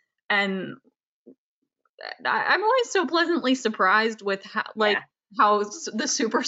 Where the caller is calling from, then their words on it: Saratoga Springs, New York, United States; I'm calling in from Saratoga Springs, New York